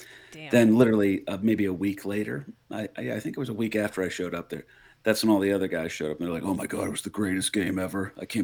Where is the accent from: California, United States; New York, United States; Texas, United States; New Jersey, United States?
New Jersey, United States; I'm from Jersey. I live like maybe 10, 15 minutes from Giant Stadium.